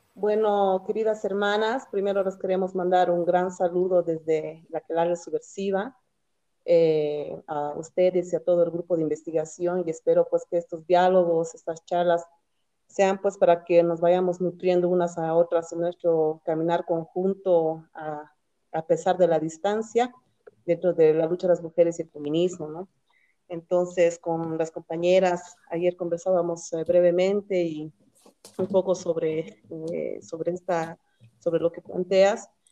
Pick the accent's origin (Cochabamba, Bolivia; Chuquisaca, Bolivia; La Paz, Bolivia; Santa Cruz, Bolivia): Cochabamba, Bolivia; nosotras somos de Cochabamba